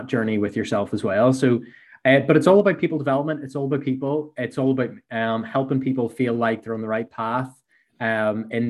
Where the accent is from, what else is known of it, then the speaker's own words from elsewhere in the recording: Belfast, Northern Ireland, United Kingdom; accent: Belfast; So I worked for 8 years in a small company here in Belfast, which my accent maybe gives away